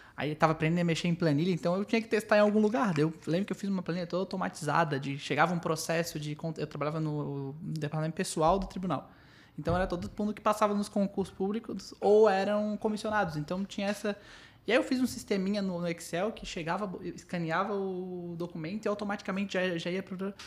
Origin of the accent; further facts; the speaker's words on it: Florianópolis, Santa Catarina, Brazil; nós quatro aqui somos de Floripa. É, todos da Carlos Correia.